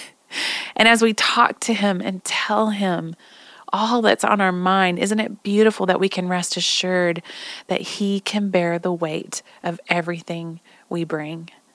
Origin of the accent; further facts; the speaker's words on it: Oklahoma, United States; I'm from Oklahoma